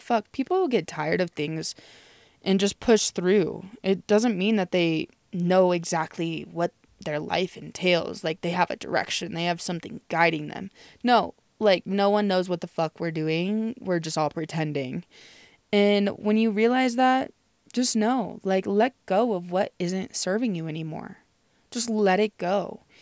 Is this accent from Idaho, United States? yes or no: no; Nebraska, United States; I'm from Nebraska